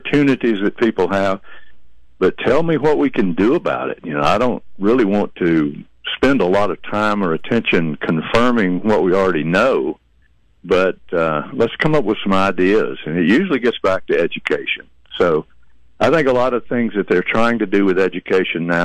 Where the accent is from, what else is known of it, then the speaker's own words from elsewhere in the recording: Georgia, United States; moved away as an adult; also born or lived in Alabama; now in Chattanooga, United States; I grew up in Georgia